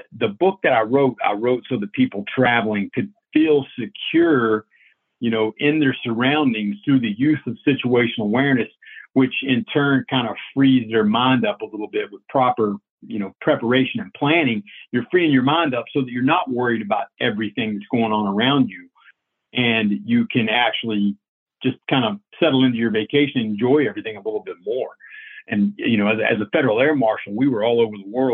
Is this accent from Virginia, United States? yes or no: yes; Virginia, United States; now I'm just back home in Virginia writing books and working on my little farm here